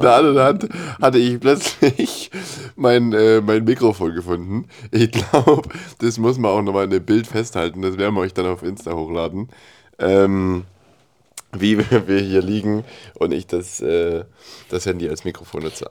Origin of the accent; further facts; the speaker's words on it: Germany; als Deutscher